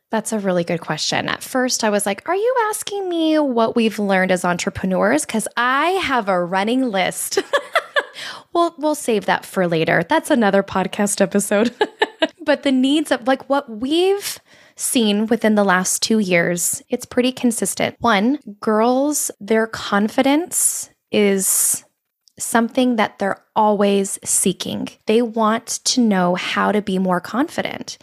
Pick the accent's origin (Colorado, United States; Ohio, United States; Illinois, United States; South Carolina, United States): Colorado, United States; moved away as an adult; also born or lived in Arizona; I grew up in Colorado and I wanted to move to Arizona